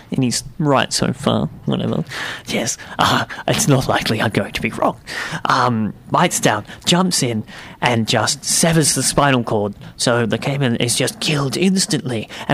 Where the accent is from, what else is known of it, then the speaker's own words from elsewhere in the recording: United Kingdom; So, well, look, I'm from Britain, so cut me some slack.